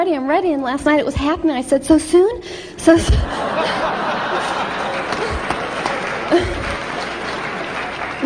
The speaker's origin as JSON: {"language": "English", "town": "Fort Lauderdale", "region": "Florida", "country": "United States", "said": "I'm from Fort Lauderdale"}